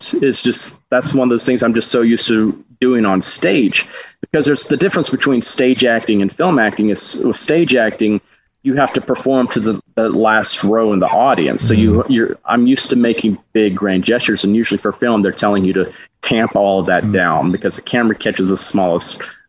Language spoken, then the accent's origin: English; Huntsville, Alabama, United States; just doing children's theater in my hometown of Huntsville.